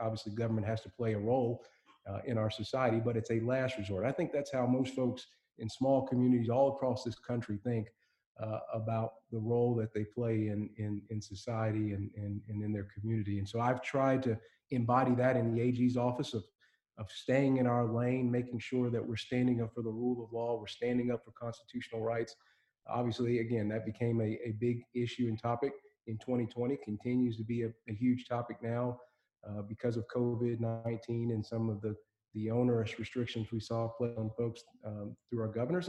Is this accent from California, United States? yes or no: no; Elizabethtown, Kentucky, United States; I grew up in Elizabethtown, E-Town for short, Hardin County, you know, small community.